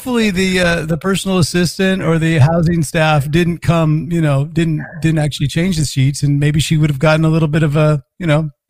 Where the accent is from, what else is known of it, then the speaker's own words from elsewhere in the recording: Northern California, United States; I'm from Northern California too